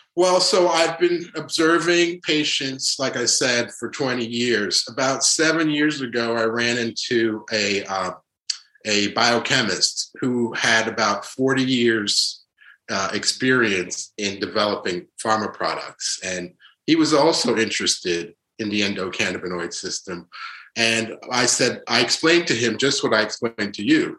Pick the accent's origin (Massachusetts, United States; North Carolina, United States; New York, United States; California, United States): New York, United States; also born or lived in Haiti / Providence, Rhode Island / Boston; I was born in Haiti, but uh, we moved uh, under the Duvalier uh, uh regime uh, to New York, and really grew up in New York